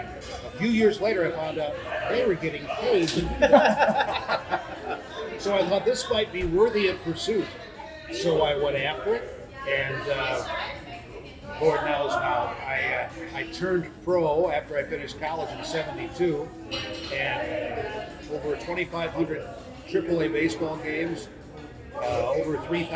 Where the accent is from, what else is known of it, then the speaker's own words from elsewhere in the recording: West Central Illinois, United States; When I was a kid, probably 10, 11 years old, growing up in West Central Illinois